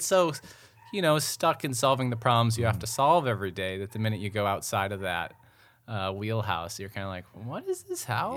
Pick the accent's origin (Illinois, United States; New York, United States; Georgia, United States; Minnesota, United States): Minnesota, United States; Mendota Heights; moved away; also born or lived in Pennsylvania; I grew up in Mendota Heights